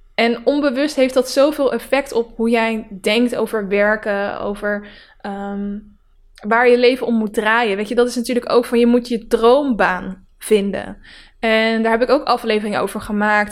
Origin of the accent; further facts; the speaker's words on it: Netherlands; Het, het dorp waar ik vandaan kom, dat zijn alleen maar harde werkers. Die staan eigenlijk door heel Nederland zo ook zo bekend.